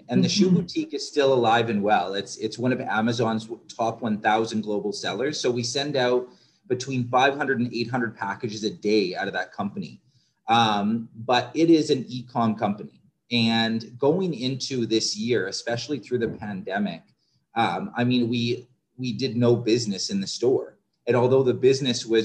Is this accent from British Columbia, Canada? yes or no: no; Southern Ontario, Canada; moved away; I grew up in Southern Ontario